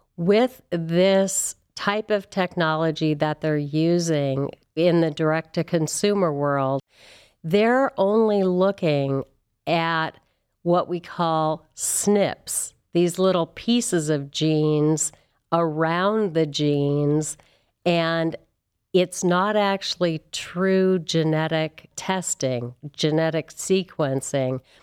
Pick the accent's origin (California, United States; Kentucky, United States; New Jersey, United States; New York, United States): California, United States; moved away as an adult; also born or lived in Santa Barbara / San Francisco; now in Cleveland, United States; I am from California